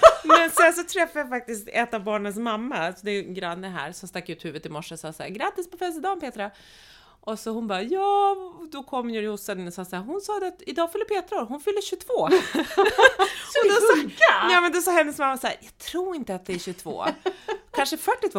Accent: Norrland, Sweden; Anna och jag är norrlänningar båda två

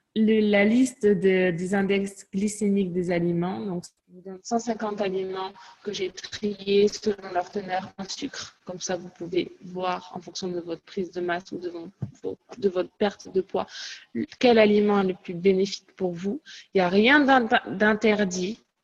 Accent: Toulouse, Occitania, France; also born or lived in Cahors; now in London, United Kingdom; J'ai un accent. je viens de Toulouse. J'ai grandi à Toulouse.

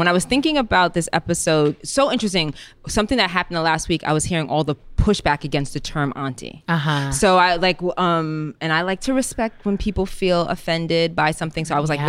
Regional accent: New York City, New York, United States; I grew up in the Bronx

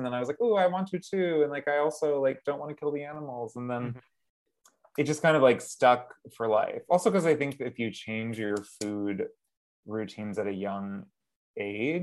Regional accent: Massachusetts, United States; also born or lived in Pennsylvania; I was born in Pennsylvania, but then I was raised in Massachusetts

